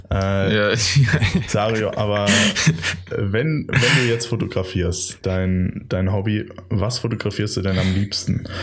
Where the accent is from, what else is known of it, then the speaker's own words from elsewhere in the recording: Garmisch-Partenkirchen, Bavaria, Germany; also born or lived in Italy; now in Munich, Germany; Nee, ich bin eigentlich aus Garmisch.